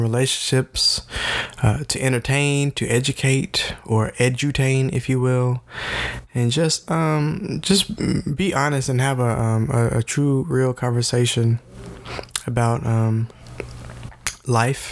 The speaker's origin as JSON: {"language": "English", "town": "Memphis", "region": "Tennessee", "country": "United States", "said": "we're from Memphis, Tennessee"}